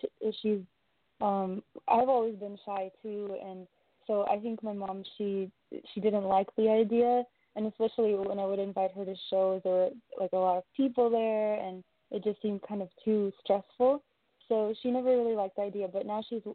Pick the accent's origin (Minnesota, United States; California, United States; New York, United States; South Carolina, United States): California, United States; Riverside; also born or lived in Russia; I was only 6 years old, so I grew up in Riverside